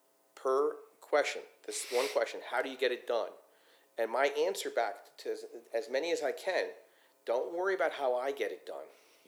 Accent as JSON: {"language": "English", "town": "Philadelphia", "region": "Pennsylvania", "country": "United States", "said": "So I'm from Philadelphia, and I go to Atlantic City up through Brigantine"}